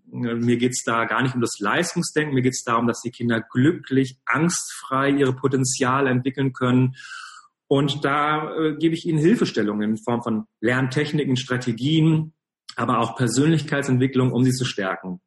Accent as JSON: {"language": "German", "town": "Cologne", "region": "North Rhine-Westphalia", "country": "Germany", "said": "Ich komme genau aus Köln"}